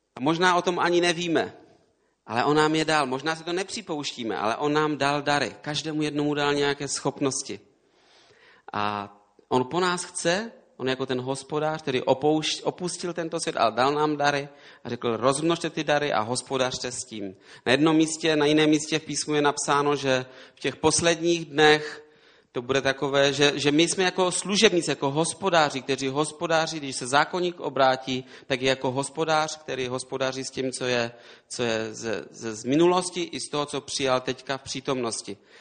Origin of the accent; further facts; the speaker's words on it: Český Těšín, Moravian-Silesian Region, Czechia; also born or lived in Prague; now in near Prague, Czech Republic; Já jsem z Těšína tam jsem se narodil